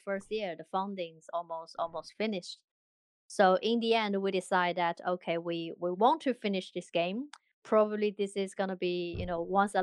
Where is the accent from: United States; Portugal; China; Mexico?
China; now in London, United Kingdom; we're all from China, but we all scattered around the world at the moment. I am based in London.